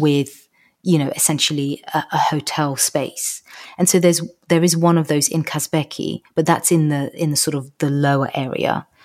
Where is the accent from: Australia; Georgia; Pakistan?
Georgia; now in United Kingdom; it's my home country